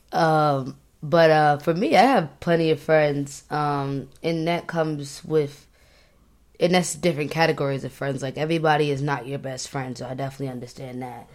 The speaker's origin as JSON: {"language": "English", "area": "Long Island", "region": "New York", "country": "United States", "tie": "born or raised there", "moved": "as an adult", "lives_now": "Maryland, United States", "said": "I grew up in Long Island"}